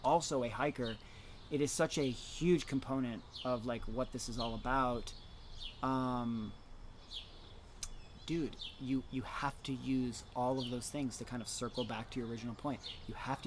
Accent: Worcester, Massachusetts, United States; I grew up in Worcester

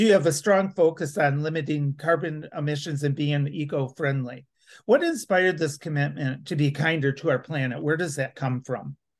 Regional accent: Grand Rapids, Michigan, United States; now in Lansing, United States; I'm originally from Grand Rapids

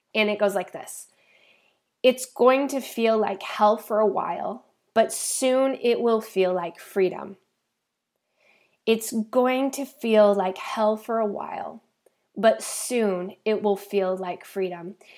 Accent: Idaho, United States; now in San Diego, United States; I was actually born and raised in the beautiful and cold state of Idaho

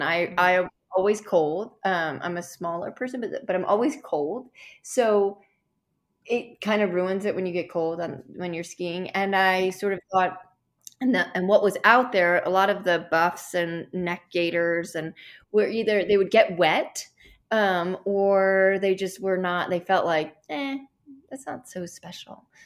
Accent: Chicago, Illinois, United States; I grew up in Chicago, um, which is very cold in the winters

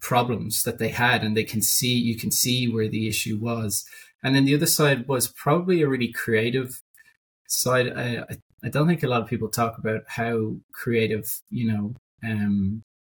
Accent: Dublin, Leinster, Ireland; I'm from Dublin. I kind of lived here most of my life.

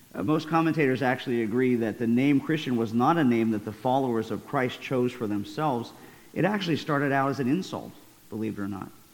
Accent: United States; I'm very honored to wear the name and the title of American

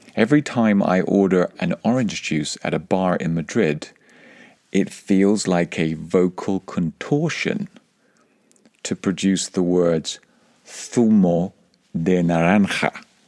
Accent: England, United Kingdom; accent: English; My English accent, when I speak Spanish, is part of who I am. It's part of my heritage

